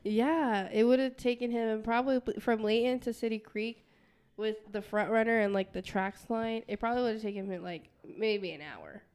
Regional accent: Guam; I'm from Guam, um, and my family's from Palau

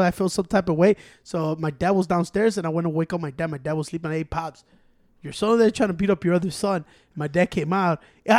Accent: Chicago, Illinois, United States; I'm from Chicago

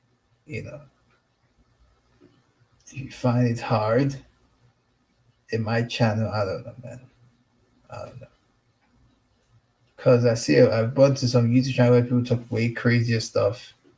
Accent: United States; I'm American. I'm a pro-Tyrone.

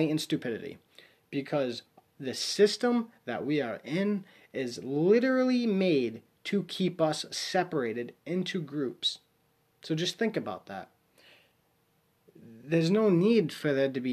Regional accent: Warwick, Rhode Island, United States; I'm from Rhode Island, Warwick, Rhode Island

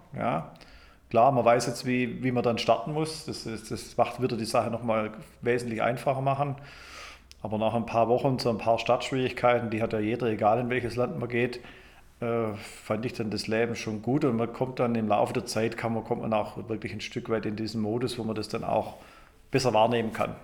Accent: Germany; moved away as an adult; also born or lived in Michigan, United States; ich komme aber ursprünglich aus Deutschland

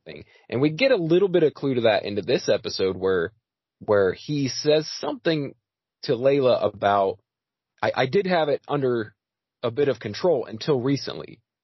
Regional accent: United States; I'm American as it gets

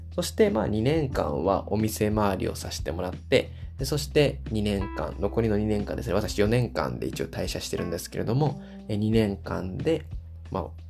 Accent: Osaka, Japan; 私大阪出身なので、今も大阪に住んでい

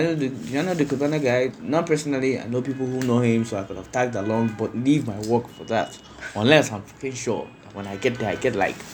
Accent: Anambra, Nigeria; I'm from Anambra.

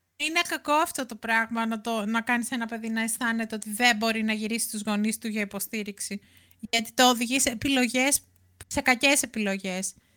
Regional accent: near Ilion, Attica, Greece; είναι κοντά εκεί που μεγάλωσα

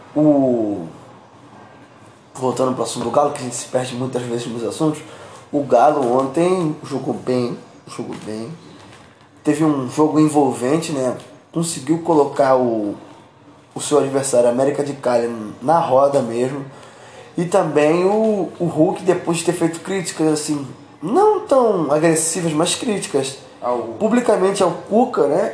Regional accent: Brazil; Eu, como brasileiro

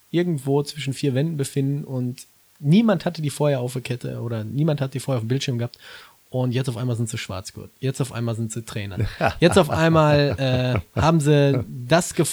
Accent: Gelsenkirchen, North Rhine-Westphalia, Germany

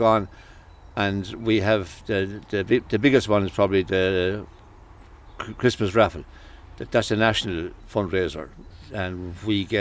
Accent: Clonmel, Munster, Ireland; born or raised there; also born or lived in Dublin

